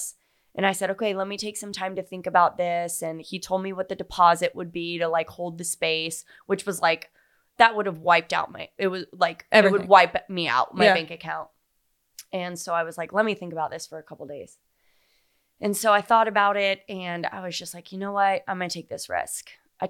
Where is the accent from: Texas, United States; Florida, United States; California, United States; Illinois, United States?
Florida, United States; Fort Myers; also born or lived in Naples / Miami; now in Charleston, United States; Fort Myers and Naples. {S2} Okay, yeah. {S1} And lived in Miami and Fort Lauderdale. Went to college in Jacksonville Beach. Like, I'm such a Florida girl.